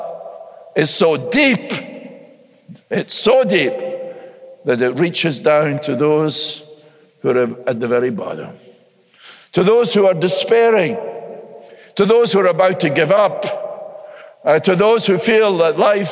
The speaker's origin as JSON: {"language": "English", "country": "United States", "said": "I'm an American"}